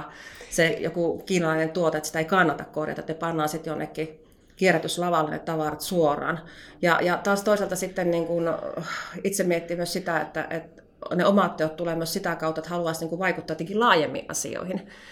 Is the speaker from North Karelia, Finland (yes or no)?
yes; North Karelia, Finland; tulen Pohjois-Karjalasta